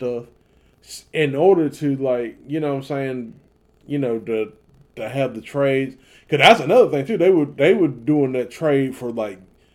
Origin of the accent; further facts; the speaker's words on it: the South, United States; especially me growing up in the South